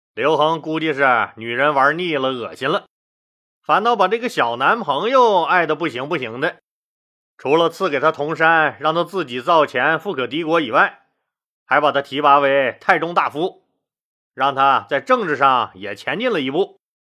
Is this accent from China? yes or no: yes; Northeast China, China; accent: Northeastern Mandarin; 这是俺们东北话